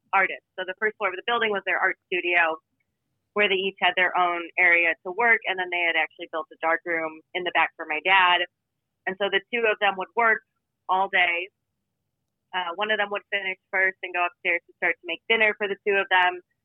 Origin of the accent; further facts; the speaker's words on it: Chicago, Illinois, United States; I've worked on and off in restaurants since I was a teenager growing up in Chicago